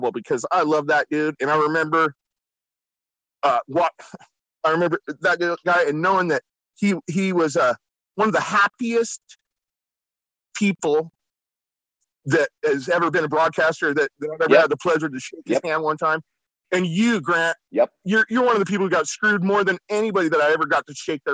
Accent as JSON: {"language": "English", "town": "San Luis Obispo", "region": "California", "country": "United States", "tie": "born or raised there", "said": "I grew up in San Luis Obispo, which is Cal Poly is the college town"}